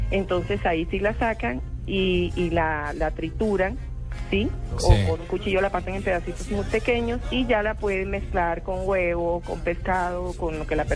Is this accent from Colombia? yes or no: yes; Colombia; accent: costeño; yo, pues tengo un acento un poco neutral y un poco, como dice usted, el dejo costeño